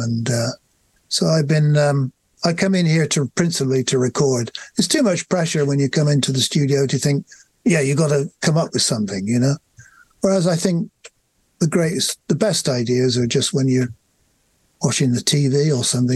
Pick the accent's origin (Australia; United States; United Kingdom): United Kingdom; England; we're English.